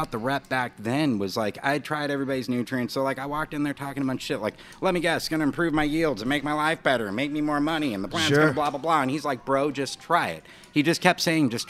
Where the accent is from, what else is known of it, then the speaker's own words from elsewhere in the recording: Laguna Beach, California, United States; moved away; also born or lived in Oakland; I'm from Laguna Beach, and moving to Oakland